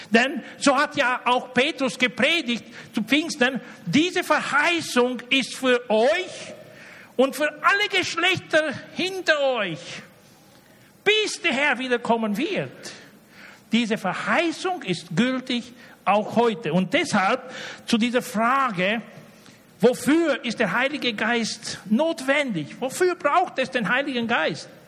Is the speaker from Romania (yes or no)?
yes; Romania; Ich komme aus Rumänien.